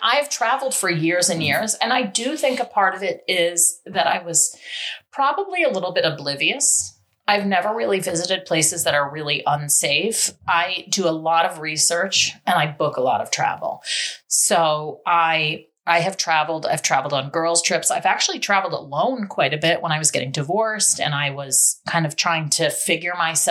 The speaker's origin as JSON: {"language": "English", "town": "New York City", "region": "New York", "country": "United States", "said": "I'm from the Bronx"}